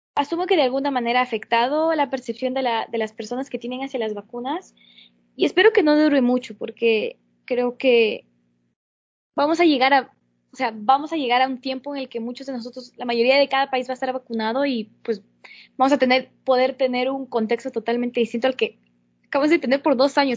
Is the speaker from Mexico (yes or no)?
no; Peru; now in United States; mi país, en Perú